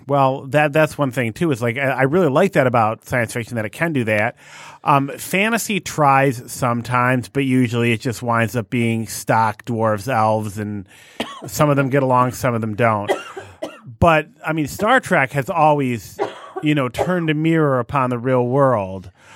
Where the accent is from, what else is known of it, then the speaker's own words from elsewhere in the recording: United States; I'm an American